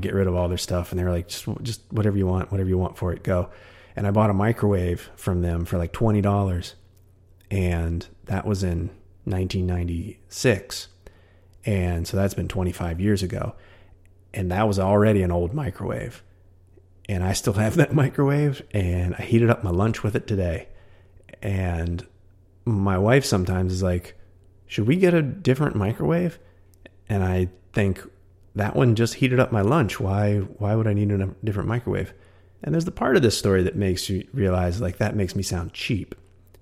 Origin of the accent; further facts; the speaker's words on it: West Virginia, United States; moved away as an adult; now in San Francisco, United States; my hometown back in West Virginia